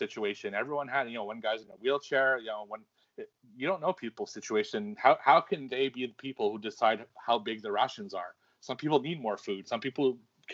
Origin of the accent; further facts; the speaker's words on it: Canada; I'm Canadian